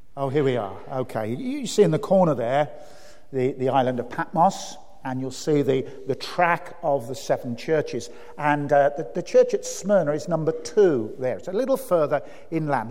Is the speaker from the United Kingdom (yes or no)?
yes; Birmingham, West Midlands, United Kingdom; I grew up in Birmingham.